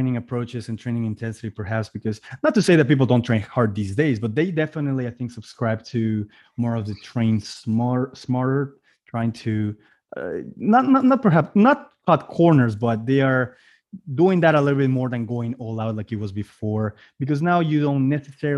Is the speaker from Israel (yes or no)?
no; Mexico; moved away; I'm originally from Mexico.